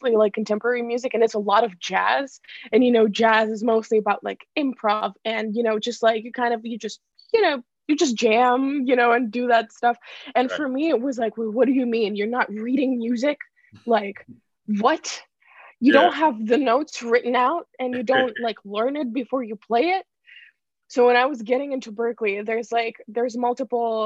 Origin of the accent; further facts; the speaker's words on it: Ukraine; moved away as an adult; also born or lived in Boston, United States; now in Los Angeles, United States; I'm originally from Ukraine. Like I was born in Ukraine, and then I moved to Boston to go to Berklee.